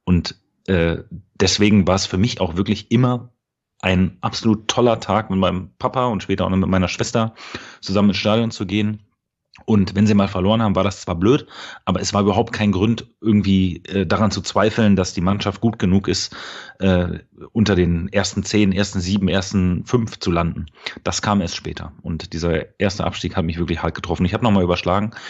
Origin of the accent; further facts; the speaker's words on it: Berlin, Germany; moved away as an adult; now in Dortmund, Germany; ich bin im äh, schönen Berlin-Spandau geboren. Ähm, bin äh, dort auch aufgewachsen